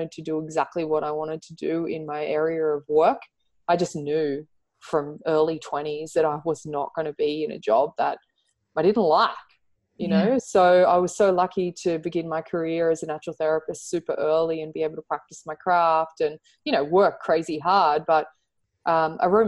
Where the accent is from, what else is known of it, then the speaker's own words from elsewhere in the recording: Central Coast, New South Wales, Australia; also born or lived in Surry Hills, Sydney; I used to go like one day a week at a local club where I grew up on the Central Coast